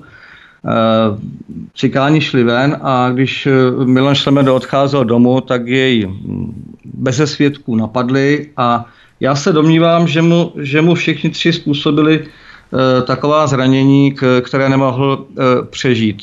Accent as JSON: {"language": "Czech", "country": "Czechia", "said": "Já jsem Čech a nestydím se za"}